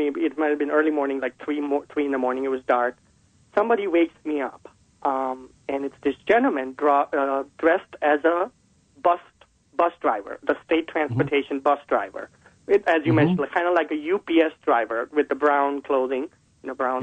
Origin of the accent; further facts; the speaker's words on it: Vadodara, Gujarat, India; moved away; I was originally from Baroda